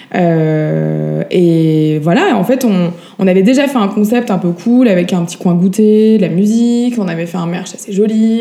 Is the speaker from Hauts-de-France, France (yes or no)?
no; Paris, Île-de-France, France; moved away; also born or lived in Montpellier; Je suis née à Paris, j'ai vécu pas mal de temps dans le sud. Euh, j'ai fait une petite pause de 10 petites années euh, à Montpellier.